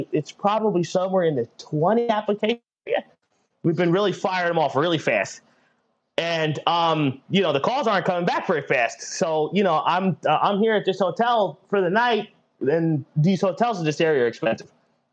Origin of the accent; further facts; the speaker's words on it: United States; we are from the New York, New Jersey metro